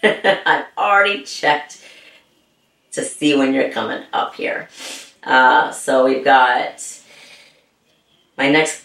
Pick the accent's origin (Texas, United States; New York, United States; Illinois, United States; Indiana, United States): Texas, United States; Well, I am from Texas, you know.